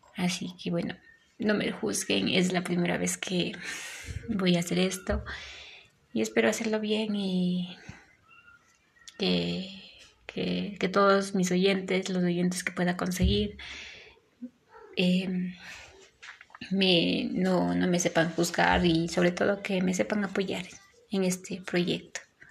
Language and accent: Spanish; Ecuador; soy de Ecuador